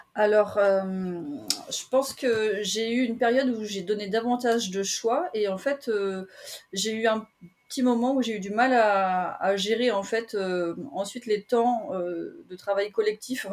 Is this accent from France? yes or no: yes; Brittany, France; also born or lived in Paris suburbs; now in Paris region, France; parler de mes origines parce que je suis, je suis bretonne